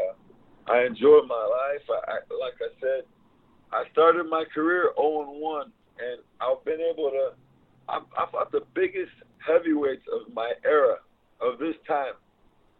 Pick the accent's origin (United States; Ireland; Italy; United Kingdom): United States; South Texas; I'm from South Texas